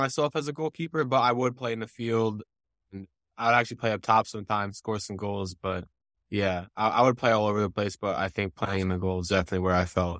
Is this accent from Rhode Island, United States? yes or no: no; Montpelier, Vermont, United States; Yeah, I mean, it's great to grow up there.